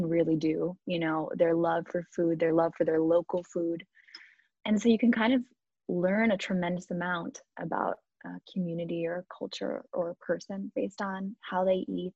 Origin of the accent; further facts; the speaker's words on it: Chicago, Illinois, United States; moved away as an adult; also born or lived in South Carolina; I grew up in Chicago